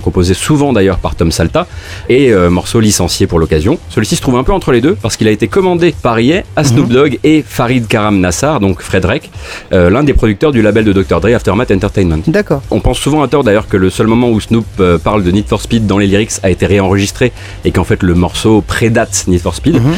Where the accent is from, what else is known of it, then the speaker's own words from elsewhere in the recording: Moselle, Grand Est, France; je viens de Moselle